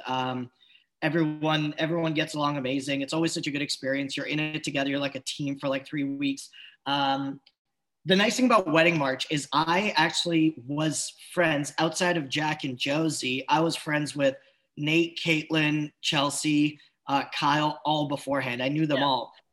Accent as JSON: {"language": "English", "country": "Switzerland", "tie": "born or raised there", "said": "I just grew up Swiss. Everyone was just Swiss"}